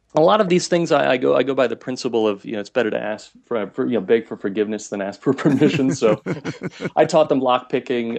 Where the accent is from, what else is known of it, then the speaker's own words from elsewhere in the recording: United States; now in Munich, Germany; I'm originally from the States